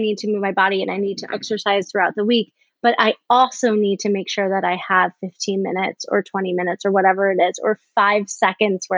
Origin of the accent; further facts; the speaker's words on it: Chicago, Illinois, United States; I'm from Chicago